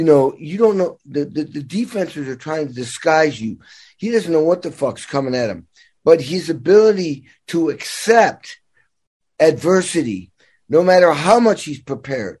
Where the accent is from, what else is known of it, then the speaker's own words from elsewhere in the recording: Massachusetts, United States; also born or lived in Indiana; now in Los Angeles, United States; I grew up in Massachusetts, but spent 35 years in Indiana for obvious reasons